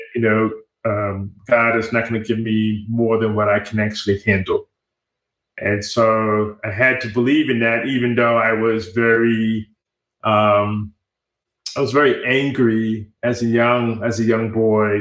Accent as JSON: {"language": "English", "town": "New York City", "region": "New York", "country": "United States", "tie": "born or raised there", "also_born_or_lived": "Rockland County, New York / Washington, D.C.", "moved": "as an adult", "lives_now": "Austin, United States", "said": "I am a native New Yorker. I was born in the Bronx, New York, and uh, spent half of my uh, youth years in the Bronx, New York, and then also grew up in sort of like the suburban Rockland County area outside of New York City"}